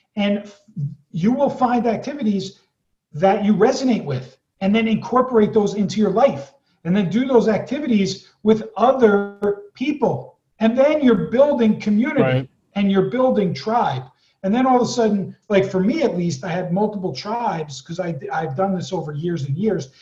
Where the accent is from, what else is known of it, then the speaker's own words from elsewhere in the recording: East Coast, United States; moved away; I was born on the East Coast and raised there